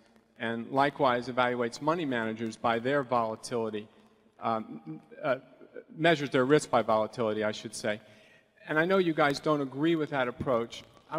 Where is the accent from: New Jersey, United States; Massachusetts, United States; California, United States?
California, United States; Los Angeles; from Los Angeles.